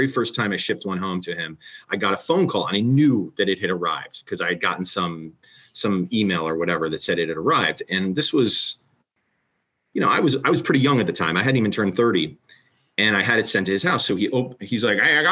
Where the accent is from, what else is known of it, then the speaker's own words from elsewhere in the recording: Philadelphia, Pennsylvania, United States; I grew up in Philadelphia